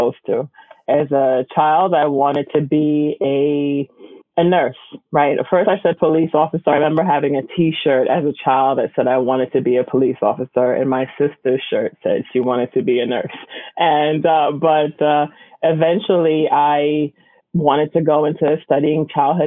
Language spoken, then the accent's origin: English; New York City, New York, United States; I grew up in Bushwick, Brooklyn, and my family is from the Caribbean